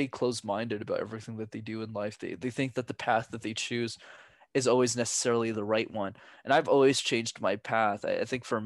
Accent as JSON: {"language": "English", "town": "Montreal", "region": "Quebec", "country": "Canada", "tie": "born or raised there", "said": "I'm born and raised in Montreal, Canada, but my parents are from Sri Lanka"}